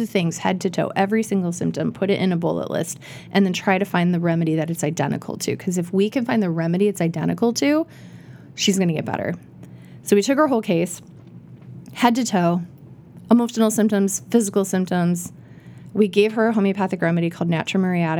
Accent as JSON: {"language": "English", "region": "Iowa", "country": "United States", "tie": "born or raised there", "moved": "yes", "said": "I grew up in Iowa"}